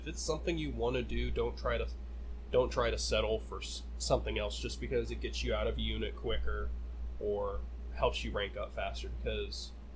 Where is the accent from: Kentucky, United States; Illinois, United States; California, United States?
Kentucky, United States; western; moved away; My hometown is on the far western side, right nestled up against the Mississippi, Ohio, and Tennessee rivers